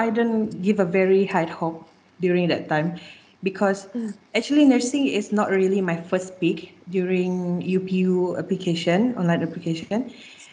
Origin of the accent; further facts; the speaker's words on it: Sarawak, Malaysia; I'm from Sarawak